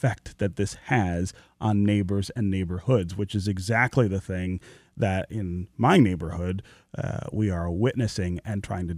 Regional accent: Detroit, Michigan, United States; As somebody who is from here and who is still pretty deeply involved in the neighborhood where I was born near Livernois and Grand River, I own the house that my family lived in when I was born

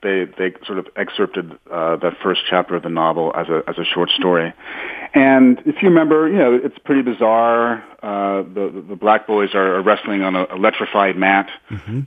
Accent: New York City, New York, United States; walk around my hometown

